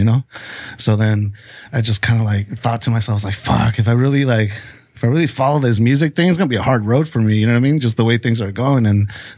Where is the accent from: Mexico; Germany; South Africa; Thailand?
Mexico; Tijuana, Baja California; I was born in Tijuana